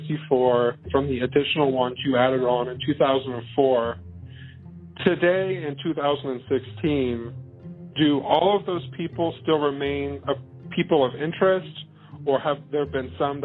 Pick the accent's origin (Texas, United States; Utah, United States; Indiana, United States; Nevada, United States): Indiana, United States; Muncie; I'm from Muncie, Indiana, born in 1989.